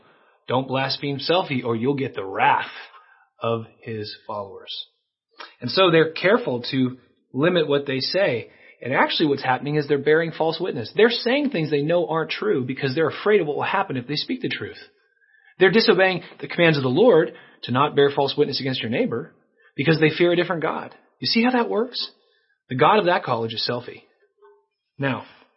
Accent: United States; as Christians in our culture, growing up in America as we have

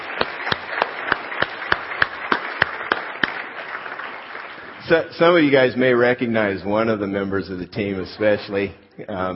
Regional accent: California, United States; moved away as an adult; also born or lived in Fort Worth, Texas; I moved from California. I'm native Californian, went to Fort Worth, Texas

